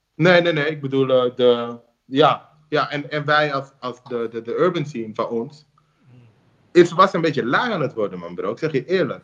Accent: Amsterdam, North Holland, Netherlands; Doordat ik in Zuidoost ben opgegroeid.

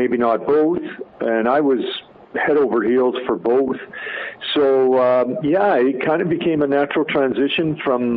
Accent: Edmonton, Alberta, Canada; I'm born and raised in Edmonton

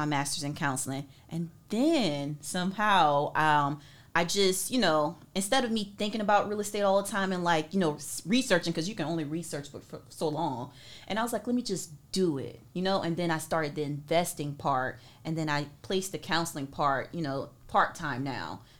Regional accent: Andrews, South Carolina, United States; now in Norfolk, United States; I'm originally from Andrews, South Carolina

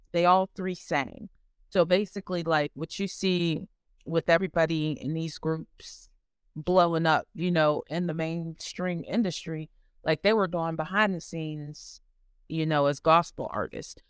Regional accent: Ohio, United States; I'm from Ohio. I've been here pretty much all my life

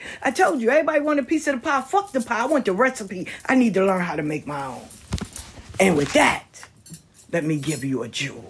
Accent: the South, United States; I'm from the South

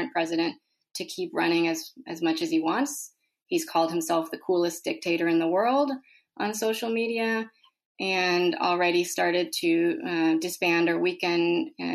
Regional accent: El Salvador; moved away; I was born in El Salvador

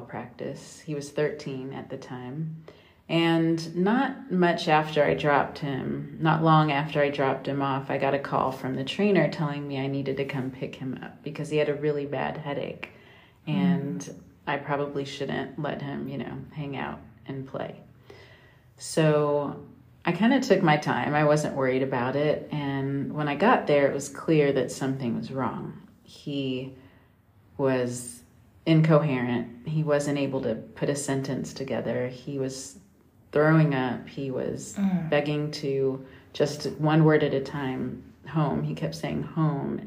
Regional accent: California, United States; moved away as an adult; also born or lived in Ohio; now in Greenville, United States; I am from California

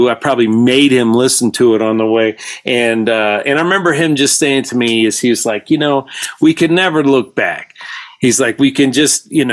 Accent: Georgia, United States; I'm from Georgia

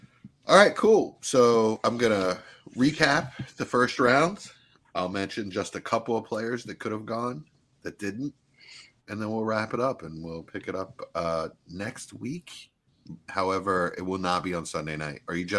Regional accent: New Jersey, United States; I'm from Jersey.

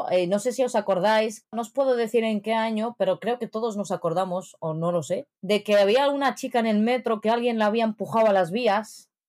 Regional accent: Morocco; ¿Con el camello en la calle para que reconozcas que soy marroquí o cómo va el asunto?

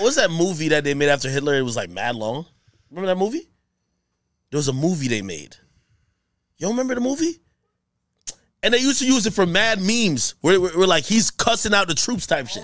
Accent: Jamaica; I'm from Jamaica

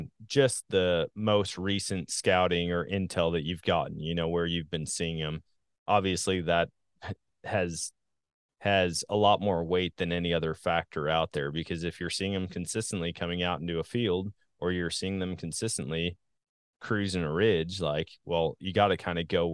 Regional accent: Wisconsin, United States; now in Missouri, United States; I say that all the time about my home state of Wisconsin. Now that I'm in Missouri, I say the same thing.

